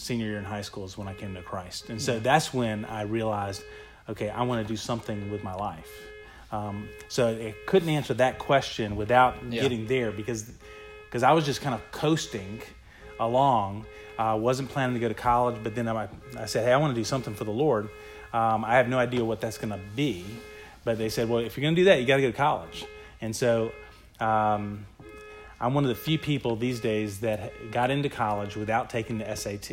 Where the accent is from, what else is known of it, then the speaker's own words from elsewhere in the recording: Virginia Beach, Virginia, United States; moved away; also born or lived in Valdosta, Georgia; we ended up moving to Virginia Beach, Virginia when I was about four, and lived there for about 11 years